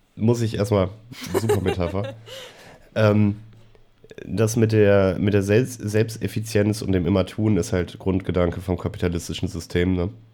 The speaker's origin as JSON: {"language": "German", "country": "Germany", "said": "wir als, als Deutsche"}